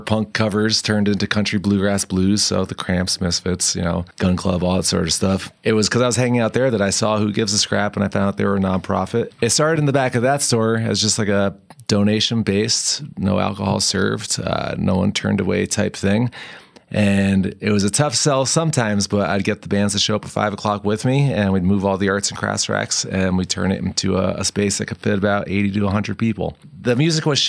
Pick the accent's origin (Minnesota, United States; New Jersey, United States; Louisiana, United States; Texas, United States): New Jersey, United States; now in Colorado, United States; growing up in North Jersey